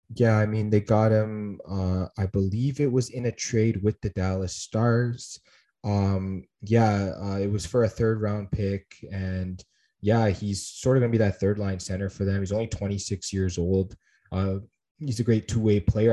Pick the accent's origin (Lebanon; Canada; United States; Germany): Canada; as a Canadian hockey fan